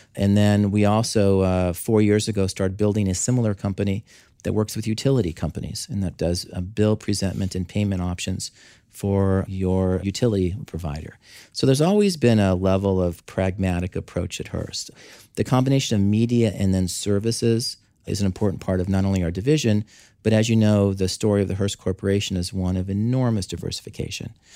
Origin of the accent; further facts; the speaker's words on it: Southern California, United States; moved away; I grew up in Southern California.